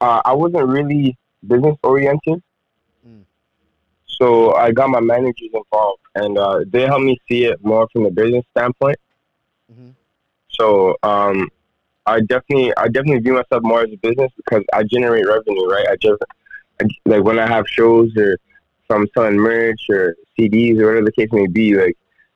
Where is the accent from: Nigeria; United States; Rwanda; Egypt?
Rwanda; English is a second language; now in Edmonton, Canada; I've basically been living in Edmonton for the last, like, 12 years. I'm originally from Rwanda, Central Africa.